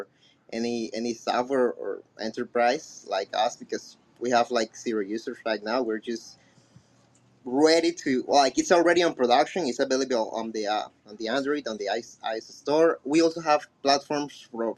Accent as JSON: {"language": "English", "country": "Colombia", "first_language": "Spanish", "second_language": "English", "said": "I'm from Colombia"}